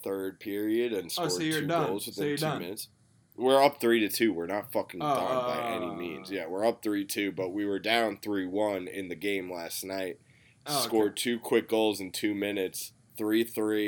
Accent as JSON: {"language": "English", "region": "New York", "country": "United States", "tie": "born or raised there", "said": "growing up in New York my whole life, had family who were cops."}